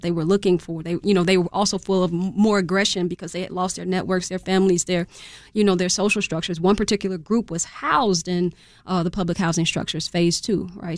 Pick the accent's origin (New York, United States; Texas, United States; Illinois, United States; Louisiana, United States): Illinois, United States; Chicago; I grew up in Chatham